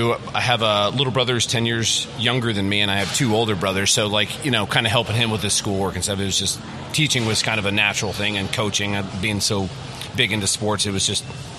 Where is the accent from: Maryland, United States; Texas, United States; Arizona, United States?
Arizona, United States; Tempe; also born or lived in North Dakota; So I grew up in Tempe. I'm a graduate of Corona del Sol High School. I went to ASU to get my bachelor's, Grand Canyon for my master's, MCC for my undergrad.